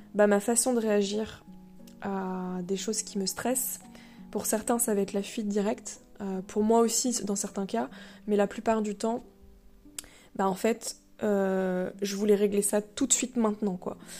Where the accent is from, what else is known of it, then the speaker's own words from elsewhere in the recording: Le Mans, Pays de la Loire, France; moved away as an adult; also born or lived in Rennes; je viens du Mans